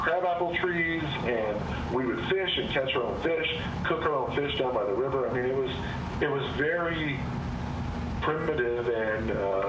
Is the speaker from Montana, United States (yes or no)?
yes; Montana, United States; born there; Yeah, so my social security number says I was born in Montana.